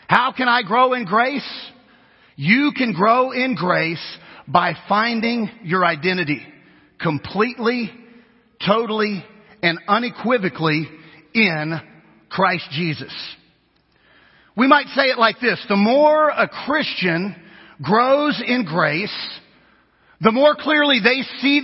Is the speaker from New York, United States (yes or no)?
no; Kansas, United States; if we're from Kansas, which is where I'm from, I'm Kansan.